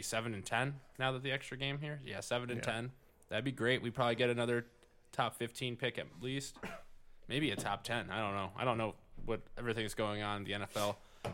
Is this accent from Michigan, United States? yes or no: yes; Michigan, United States; Well, growing up in Michigan, that makes sense.